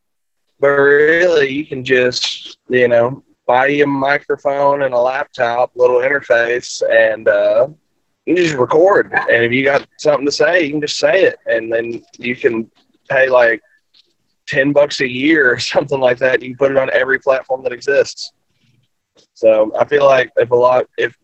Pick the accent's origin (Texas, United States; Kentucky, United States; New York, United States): Texas, United States; Forney; it's near my hometown, Forney, Texas